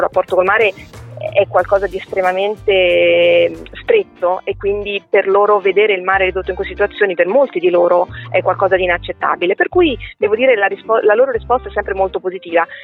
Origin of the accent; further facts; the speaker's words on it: Milan, Lombardy, Italy; also born or lived in Rome; now in Venice, Italy; io sono nata a Milano